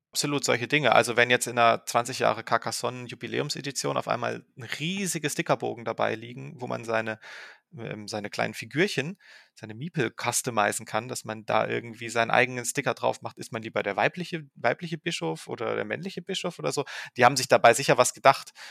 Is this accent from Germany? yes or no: yes; Saarbrücken, Saarland, Germany; now in Ravensburg, Germany; Ich bin aufgewachsen in Saarbrücken